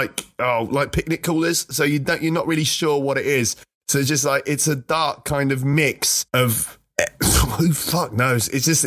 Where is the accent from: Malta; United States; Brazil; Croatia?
Malta; moved away; I grew up in Malta, which is a tiny little island like in the middle of the Mediterranean